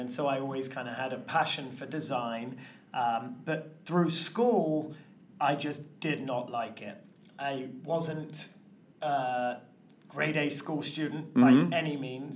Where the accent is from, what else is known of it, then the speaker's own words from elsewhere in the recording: London, United Kingdom; moved away; I grew up in London, England